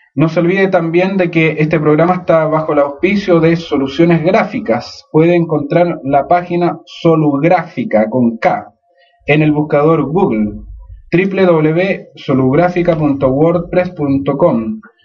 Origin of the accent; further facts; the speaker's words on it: Chile; nosotros como chilenos